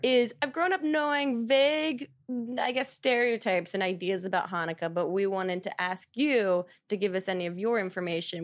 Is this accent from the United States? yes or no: yes; New Jersey, United States; now in New York, United States; South Jersey